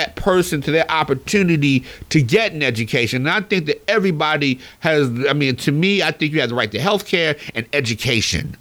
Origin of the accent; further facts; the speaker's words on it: Philadelphia, Pennsylvania, United States; I grew up in Philly